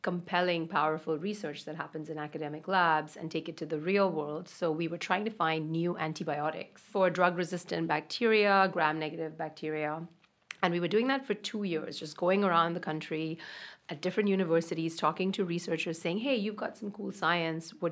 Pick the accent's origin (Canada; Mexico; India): India; moved away as an adult; also born or lived in Austin, Texas / Boston; now in New York, United States; I grew up in India